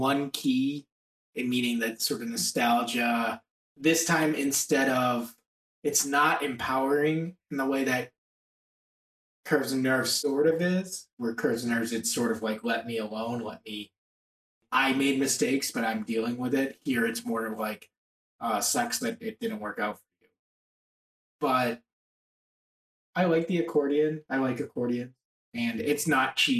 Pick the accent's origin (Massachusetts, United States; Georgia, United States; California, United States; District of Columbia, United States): Massachusetts, United States; Boston area; I grew up in the Boston